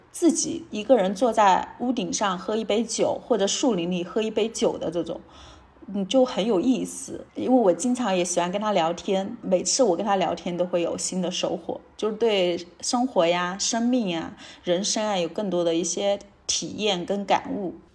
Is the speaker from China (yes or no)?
yes; Chengdu, Sichuan, China; moved away as an adult; also born or lived in Shenzhen; 我来自成都，然后之前在深圳工作了六年